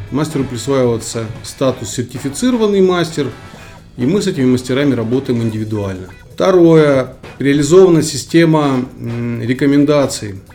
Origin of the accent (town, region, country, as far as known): Kyrgyzstan; born or raised there; moved away